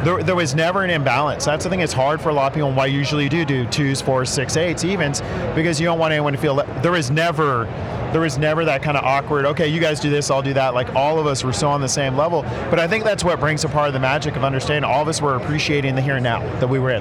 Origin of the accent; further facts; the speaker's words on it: Northern California, United States; I grew up in Northern California